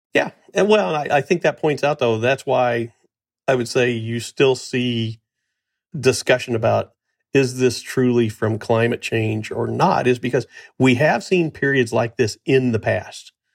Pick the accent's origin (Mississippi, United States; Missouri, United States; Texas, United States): Missouri, United States; my home state of Missouri